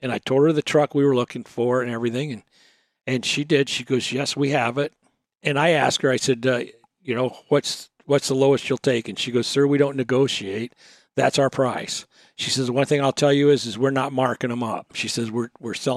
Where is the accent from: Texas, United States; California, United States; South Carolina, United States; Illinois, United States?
Texas, United States; we're from Texas